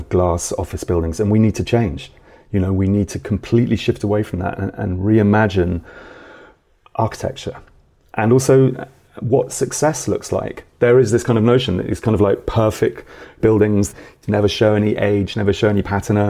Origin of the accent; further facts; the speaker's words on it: Milton Keynes, South East England, United Kingdom; I grew up in Milton Keynes in the 70s and the 80s, like a new town